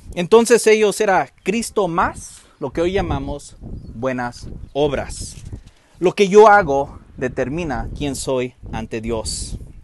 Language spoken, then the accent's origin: Spanish; Mexico; hemos ganado nuestra nueva identidad como mexicanos